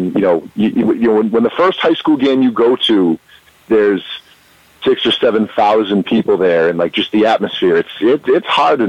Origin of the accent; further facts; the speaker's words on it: Brockton, Massachusetts, United States; I lived in Brockton until I was 12 years old. So growing up in Brockton in the 80s